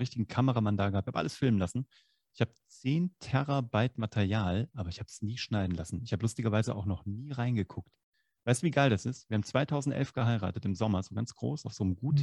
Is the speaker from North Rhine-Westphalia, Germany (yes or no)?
no; Kassel, Hesse, Germany; moved away; So, ich komme aus Kassel.